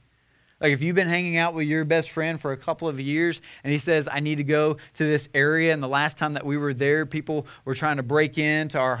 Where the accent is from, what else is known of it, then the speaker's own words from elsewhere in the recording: Nashville, Tennessee, United States; we're from the Bible Belt, Nashville, Tennessee